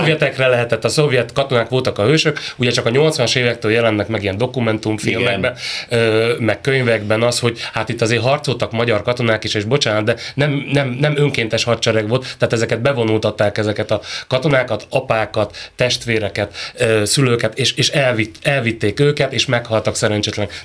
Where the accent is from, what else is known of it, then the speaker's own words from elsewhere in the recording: Kiskunhalas, Bács-Kiskun, Hungary; én vidéki vagyok, ö, Kiskunhalason